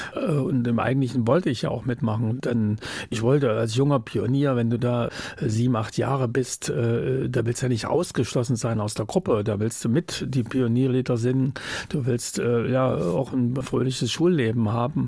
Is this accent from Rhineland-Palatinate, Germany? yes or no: no; Jena, Thuringia, Germany; moved away as an adult; also born or lived in West Berlin; nach Hause, nach Jena, meiner Heimatstadt